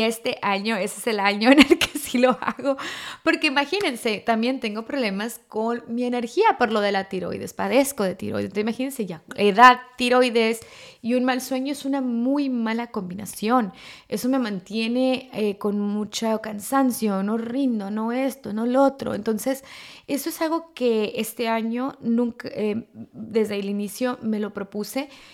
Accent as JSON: {"language": "Spanish", "country": "Mexico", "moved": "yes", "said": "culturalmente estamos acostumbrados eh, en México o como latinos"}